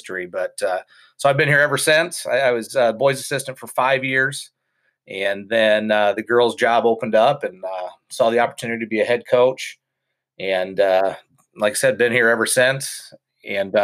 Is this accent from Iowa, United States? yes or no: yes; Estherville, Iowa, United States; I grew up in Estherville, Iowa, Northwest Iowa